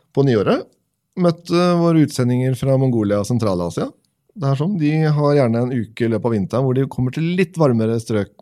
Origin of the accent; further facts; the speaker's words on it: Tønsberg, Vestfold, Norway; vi hadde et fantastisk miljø når jeg vokste opp i, i Tønsberg.